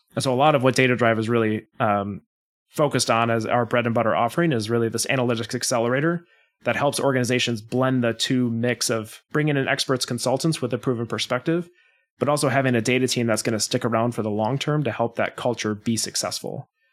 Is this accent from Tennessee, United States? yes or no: no; Wisconsin, United States; born and raised in Wisconsin